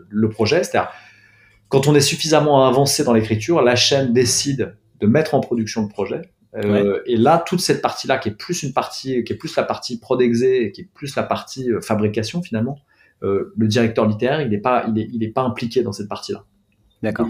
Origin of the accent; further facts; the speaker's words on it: Paris, Île-de-France, France; moi j'ai grandi, j'ai grandi à Paris. Je suis né à Paris, j'y ai grandi